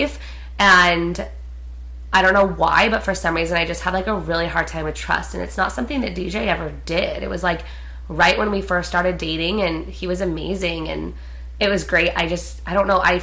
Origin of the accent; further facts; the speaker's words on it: Prescott, Arizona, United States; moved away; we're from Prescott, which is a really small town in Arizona